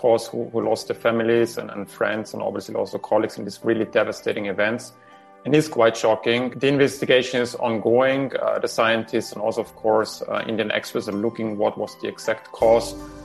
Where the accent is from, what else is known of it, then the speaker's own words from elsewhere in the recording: Austria; I come from Austria